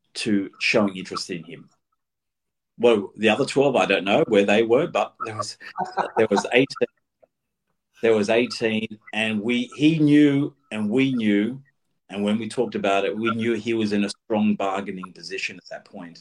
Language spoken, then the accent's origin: English; Australia